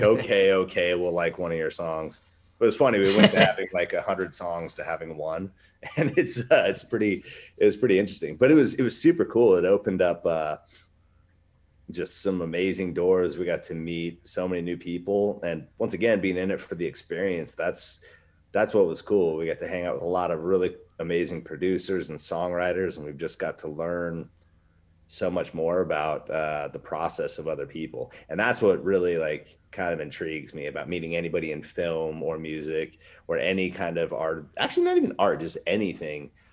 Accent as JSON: {"language": "English", "region": "Alaska", "country": "United States", "said": "I'm from Westchester, Alaska."}